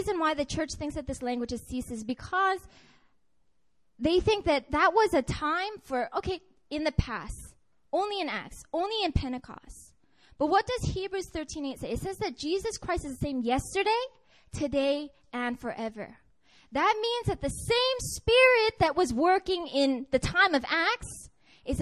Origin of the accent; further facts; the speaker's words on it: United States; I'm Chinese American